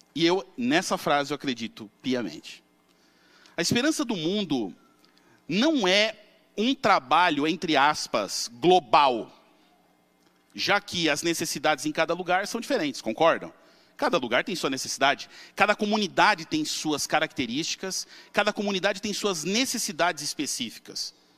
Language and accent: Portuguese; São Paulo, Brazil; eu devia ter uns 18 anos, morava na Vila Matilde, em São Paulo